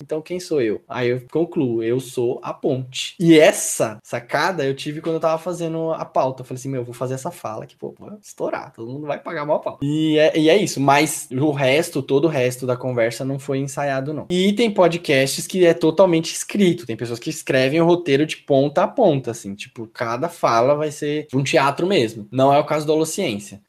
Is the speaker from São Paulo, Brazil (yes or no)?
yes; São Paulo, Brazil; sou morador de periferia. Eu vim da Zona Sul de São Paulo, é uma região é, do Grajaú, uma região bem periférica. Estudei em escola pública